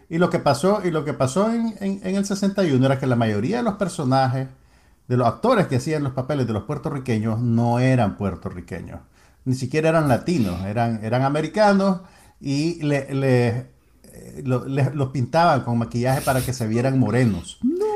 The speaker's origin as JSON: {"language": "Spanish", "country": "Nicaragua"}